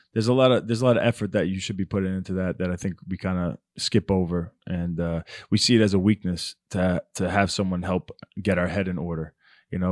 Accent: Baldwin, New York, United States; moved away; it's a town called Baldwin, Long Island, New York.

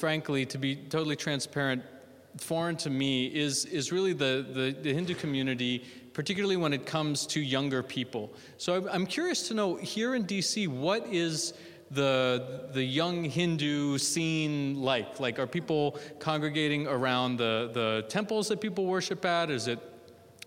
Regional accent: Westfield, New Jersey, United States; I'm from Union County, Westfield

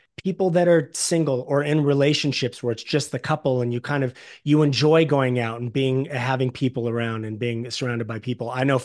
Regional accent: Los Angeles, California, United States; I'm born and raised in Los Angeles and it's been the same since I was a kid.

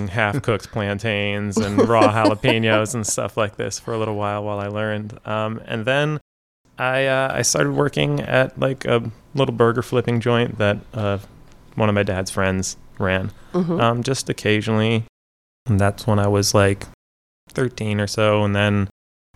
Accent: Minnesota, United States; moved away as an adult; also born or lived in Iowa; now in Florida, United States; I'm originally from Minnesota, and I ended up coming to Florida for school.

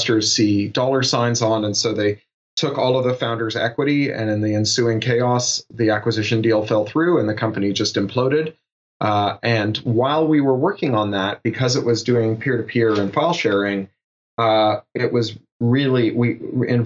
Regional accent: Toronto, Ontario, Canada; I grew up in Toronto

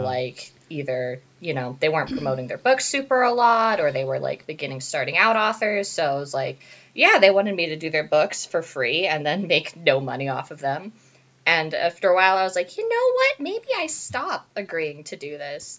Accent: Casa Grande, Arizona, United States; I am from Casa Grande, Arizona

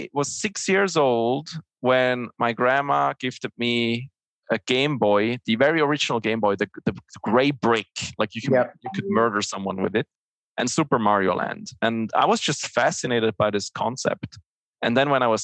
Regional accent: Switzerland; English is a second language; I'm originally from Switzerland, so English is not my native language.

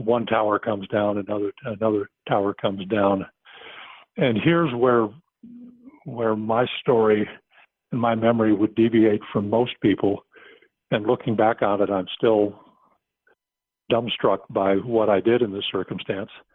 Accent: United States; accent: American; my American accent

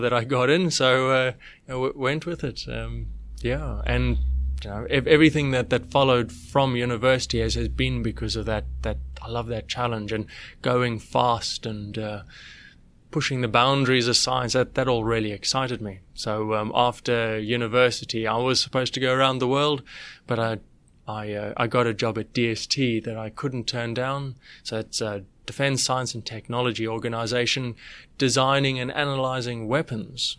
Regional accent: South Africa; moved away as an adult; also born or lived in South Australia; now in Australia; I, I grew up in a, in a tiny town in South Africa

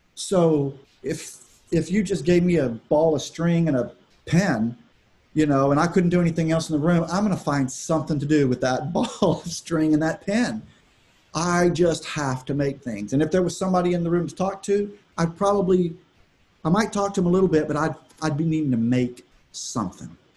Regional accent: Austin, Texas, United States; I grew up in Texas. I grew up in Austin, uh, great city

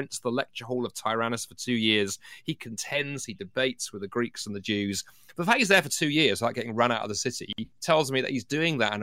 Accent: London, United Kingdom; my first job 25 years ago was working for a hospital in London where I grew up

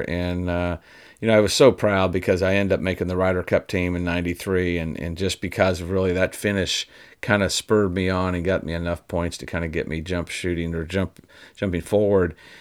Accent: Indiana, United States; When I grew up in Indiana

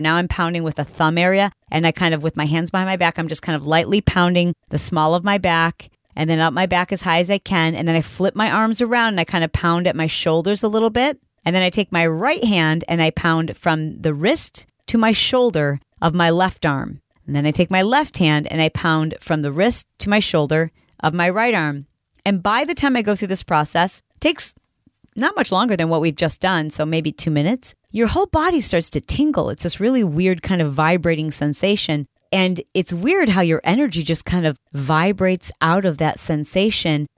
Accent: Detroit, Michigan, United States; I'm from Detroit

